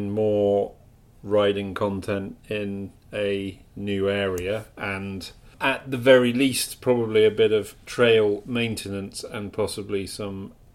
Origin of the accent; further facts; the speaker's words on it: York, Yorkshire and the Humber, United Kingdom; now in Toronto, Canada; I was born in York